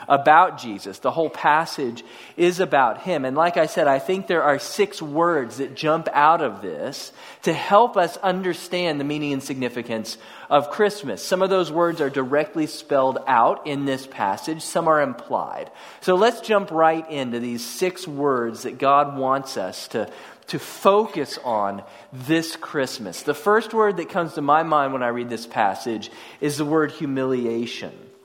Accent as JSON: {"language": "English", "town": "Houston", "region": "Texas", "country": "United States", "also_born_or_lived": "College Station, Texas", "said": "I came from North Houston"}